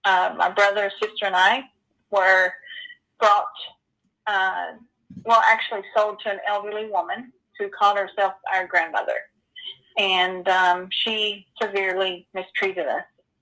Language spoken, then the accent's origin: English; Spain; born there; I don't know much about myself other than I was born in Spain.